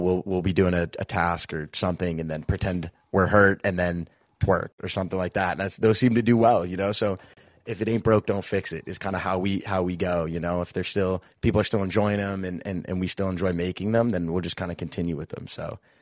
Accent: Boston, Massachusetts, United States; we both, we grew up in Boston, Massachusetts

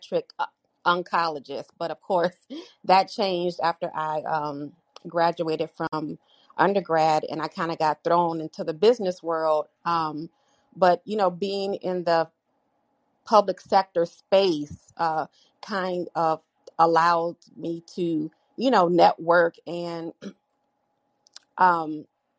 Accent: Michigan, United States; moved away; also born or lived in Colorado / Chicago, Illinois; My formative years I spent in Michigan

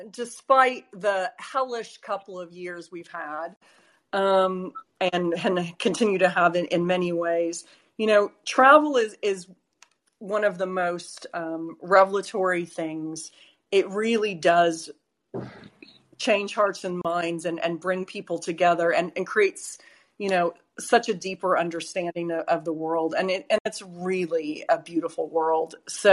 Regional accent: United States; now in London, United Kingdom; What is it like being American? That's funny. Well, I feel like, especially with all the mask wearing, I mean, people didn't really understand my accent to begin with.

